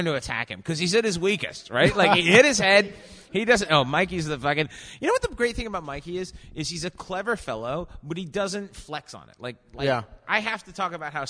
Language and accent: English; England, United Kingdom; As an English person